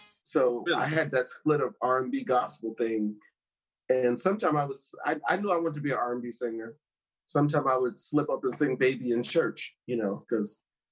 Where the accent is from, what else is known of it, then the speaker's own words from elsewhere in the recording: New York City, New York, United States; I'm originally from Hollis, Queens. Mm. Yeah. Hollis, Queens, born and raised. Yeah. Grew up in that.